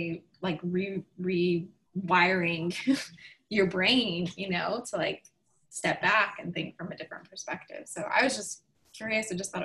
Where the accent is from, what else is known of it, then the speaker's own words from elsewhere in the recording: St. Louis, Missouri, United States; moved away; I'm from St. Louis